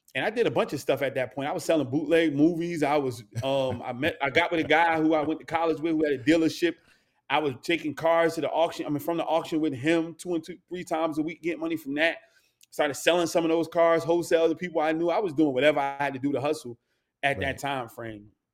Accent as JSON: {"language": "English", "region": "North New Jersey", "country": "United States", "tie": "born or raised there", "said": "growing up in North New Jersey, born and raised"}